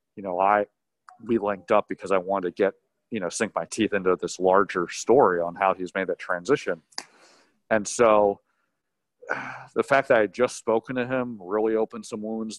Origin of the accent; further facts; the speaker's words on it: York, Pennsylvania, United States; moved away as an adult; also born or lived in Syracuse, New York; now in Los Angeles, United States; I grew up in York, Pennsylvania, went to Syracuse for college.